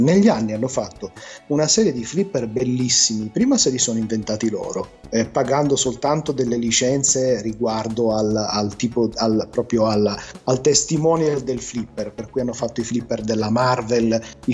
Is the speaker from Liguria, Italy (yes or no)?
yes; Genoa, Liguria, Italy; mia madre è genovese, io sono anche nato a Genova